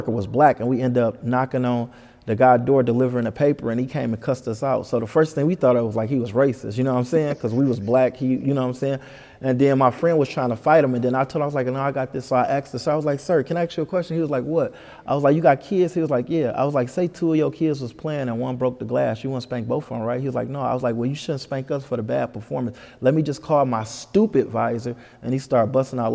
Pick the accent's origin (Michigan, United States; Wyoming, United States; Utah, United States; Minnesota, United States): Michigan, United States; Detroit; I'm from the east side, 7 Mile